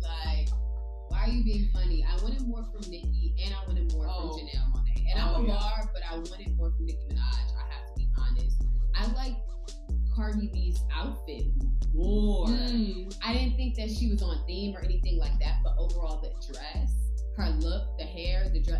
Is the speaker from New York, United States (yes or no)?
yes; New York, United States; You know, as a New Yorker, somewhat